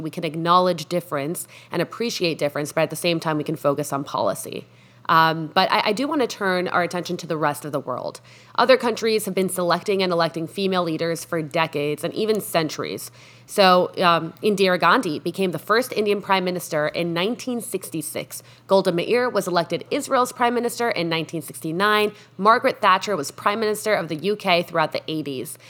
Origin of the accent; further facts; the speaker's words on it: Mexico; moved away; also born or lived in United States; Mexico, my home country